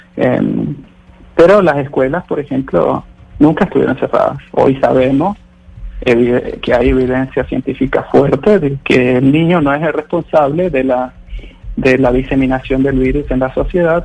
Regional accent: Argentina; now in Sweden; yo soy argentino, tengo toda mi familia en Argentina

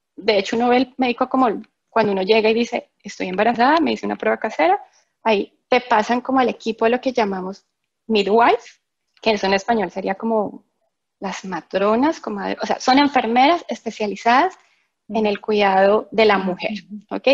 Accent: Bogotá, Colombia; moved away as an adult; now in England; los dos somos de Colombia, de Bogotá, entonces pues mismo idioma, misma cultura

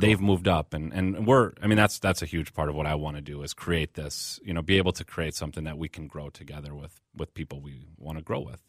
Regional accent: Burnsville, Minnesota, United States; we're also Minnesotans. Like, I grew up here, you know, I'm, I'm a Midwesterner

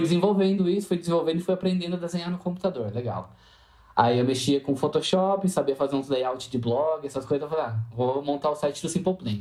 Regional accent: Jundiaí, São Paulo, Brazil; eu sou de Jundiaí, São Paulo, interior

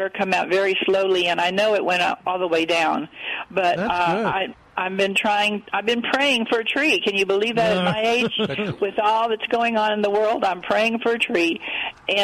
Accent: Texas Hill Country, United States; I came from the hill country

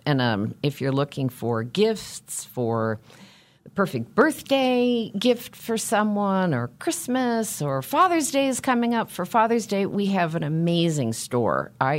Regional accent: West Coast, United States; I'm one of those Americans that moved growing up and moved as an adult, but I am a West Coast person, and I discovered that when I lived on the East Coast for 8 years.

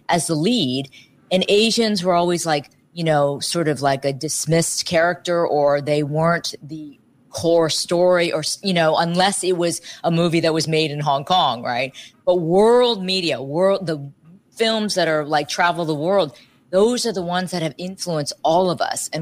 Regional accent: Dayton, Ohio, United States; moved away; I grew up in Ohio

